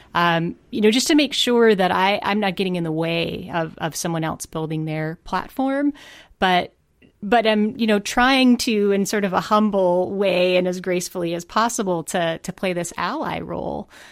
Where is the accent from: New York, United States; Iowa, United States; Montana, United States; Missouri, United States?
Montana, United States; I'm from Montana.